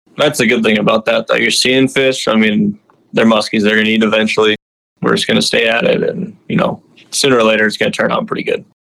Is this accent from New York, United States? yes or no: no; Minnetonka, Minnesota, United States; I grew up in Minnetonka, Minnesota